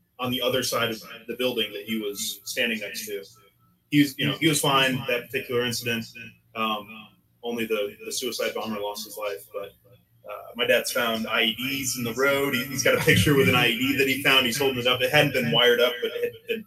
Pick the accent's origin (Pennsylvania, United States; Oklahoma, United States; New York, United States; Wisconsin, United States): Pennsylvania, United States; I'm originally from Pennsylvania. I was born and raised country boy in the sixth of Pennsylvania.